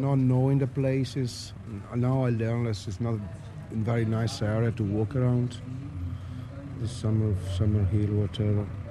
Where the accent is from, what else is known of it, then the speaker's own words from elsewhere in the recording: Italy; now in Dublin, Ireland; From Italy